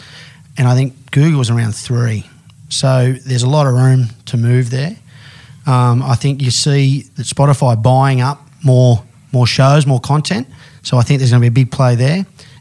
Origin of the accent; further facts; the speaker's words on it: Australia; You know, we use Omni only because we're Australian.